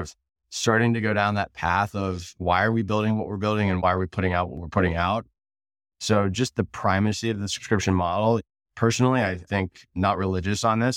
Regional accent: Cincinnati, Ohio, United States; moved away; also born or lived in San Francisco; I'm from Cincinnati

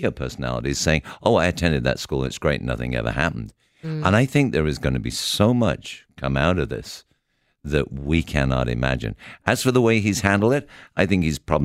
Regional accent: United Kingdom; I grew up in the British school system

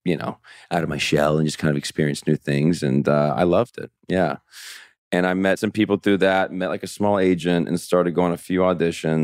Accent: Texas, United States; I'm from Texas

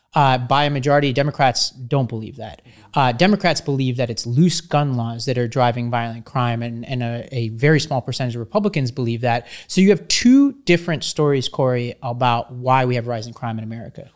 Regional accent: New York City, New York, United States; I grew up in Staten Island, New York

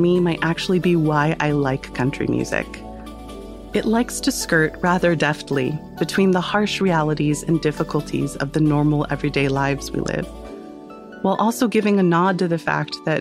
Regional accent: United States; as an American girl

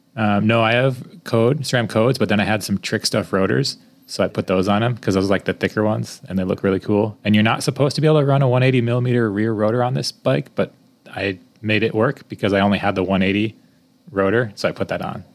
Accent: Connecticut, United States; moved away; I'm from Connecticut

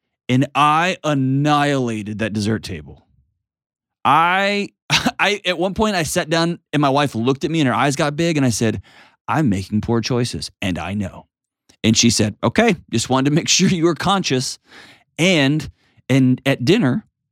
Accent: Texas, United States; I grew up in Texas

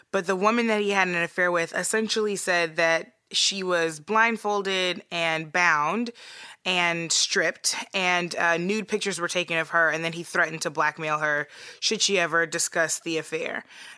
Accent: Missouri, United States; hopefully, probably soon to be former governor of my home state of Missouri

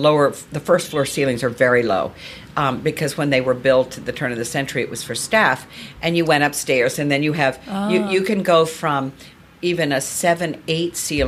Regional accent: Virginia, United States; Well, Virginia, so I grew up in Virginia. Virginia is red clay.

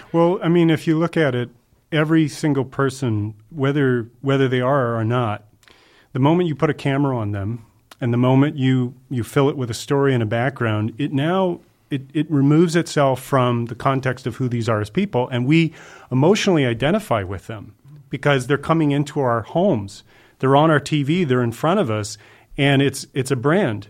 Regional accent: Georgia and Kentucky, United States; moved away as an adult; also born or lived in Fort Lauderdale, Florida; now in Los Angeles, United States; I was born in Fort Lauderdale and I was raised in Georgia and Kentucky

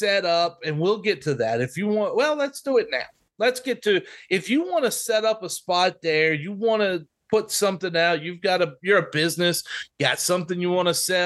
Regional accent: small Texas towns, United States; There were 1,300 people in my hometown

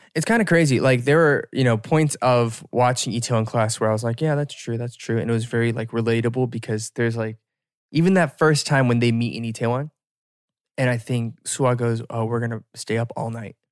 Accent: United States; as an American

